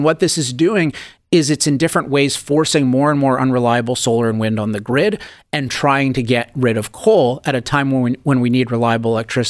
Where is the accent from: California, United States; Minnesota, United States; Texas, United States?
California, United States; particularly being a Californian